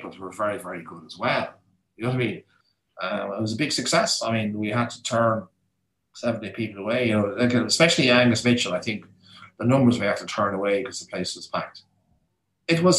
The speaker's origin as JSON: {"language": "English", "country": "Ireland", "said": "we are Irish."}